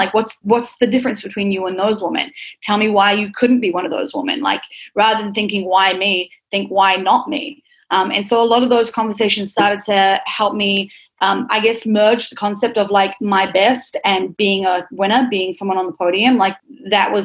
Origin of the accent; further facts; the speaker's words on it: Auckland, New Zealand; moved away; I grew up in New Zealand. I grew up in Auckland, central Auckland, with my family.